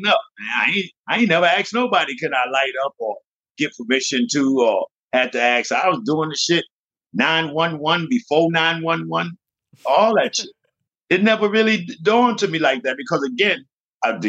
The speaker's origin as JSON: {"language": "English", "country": "Jamaica", "also_born_or_lived": "Bronx, New York", "moved": "yes", "said": "I'm from Jamaica"}